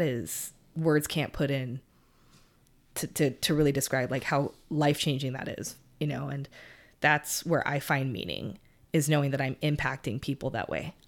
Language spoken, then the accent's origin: English; California, United States; I'm from California and we use guys to describe even a tree